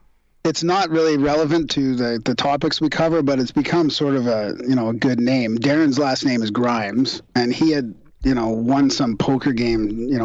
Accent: Vancouver, British Columbia, Canada; moved away as an adult; now in Calgary, Canada; I moved to Calgary to work in a different business. I'm from Vancouver.

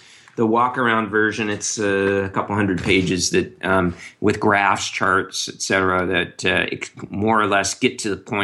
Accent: United States; I'm an American

